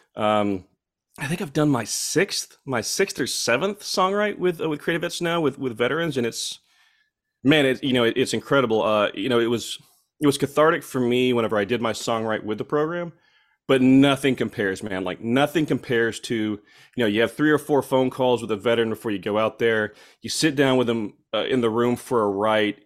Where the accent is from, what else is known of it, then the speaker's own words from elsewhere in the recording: Fort Gibson, Oklahoma, United States; born and raised in Muskogee, Ok, uh, County, Oklahoma, a little town called Fort Gibson